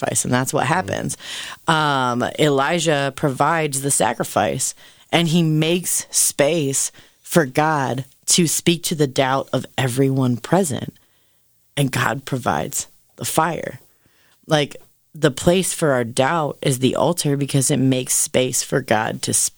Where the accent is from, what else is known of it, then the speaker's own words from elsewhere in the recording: Canton, Ohio, United States; I'm, in fact, from Canton, Ohio